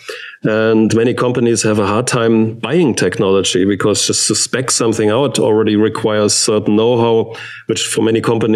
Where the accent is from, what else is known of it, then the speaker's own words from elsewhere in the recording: Stuttgart, Baden-Württemberg, Germany; English is a second language; I grew up in Stuttgart